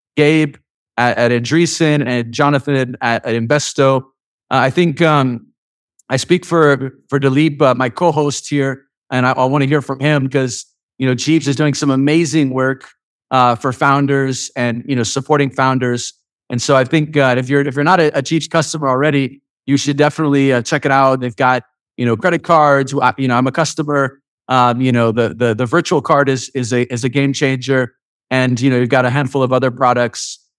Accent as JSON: {"language": "English", "country": "United States", "said": "being an American"}